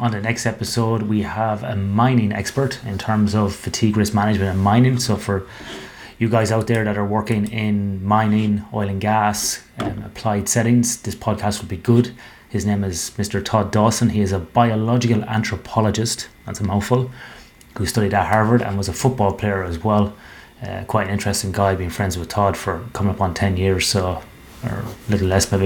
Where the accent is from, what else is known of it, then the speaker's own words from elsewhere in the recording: Ireland; a specific nightclub in my hometown in Ireland